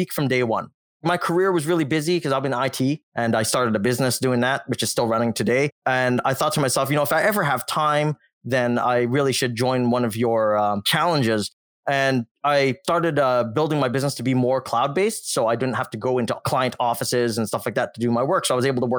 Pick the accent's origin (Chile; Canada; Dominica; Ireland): Canada; Northern Canada; first language Cantonese; I'm actually a Canadian-born Malaysian Chinese. My parents migrated from Malaysia, and they're Chinese in ethnicity. And we moved to a small northern town in northern Canada. I was the only Chinese student at my school when I was growing up